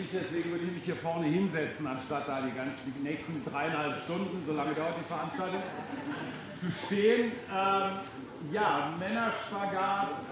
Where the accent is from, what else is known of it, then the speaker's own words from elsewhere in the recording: Münster, North Rhine-Westphalia, Germany; ich bin in Nordrhein-Westfalen groß geworden in Münster